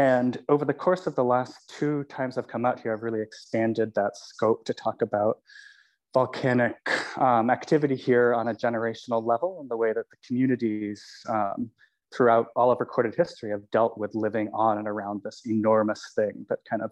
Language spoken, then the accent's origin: English; California, United States; I'm from California